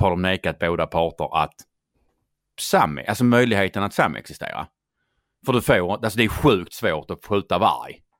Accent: Skåne, Sweden; accent: Scanian; jag är ju skåning

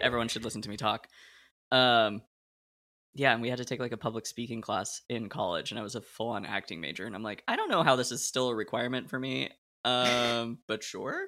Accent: Portland, Oregon, United States; I grew up in Portland, Oregon

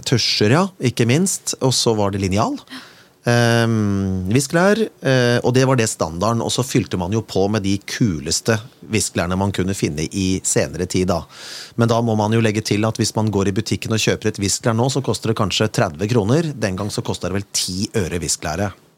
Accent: Kongsberg, Buskerud, Norway; min hjemby

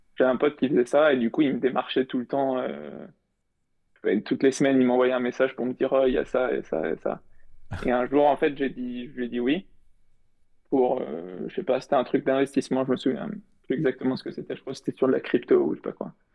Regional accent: Paris region, Île-de-France, France; je, suis de région parisienne

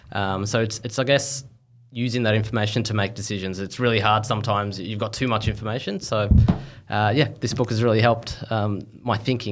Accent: Melbourne, Victoria, Australia; I was born and raised in Melbourne.

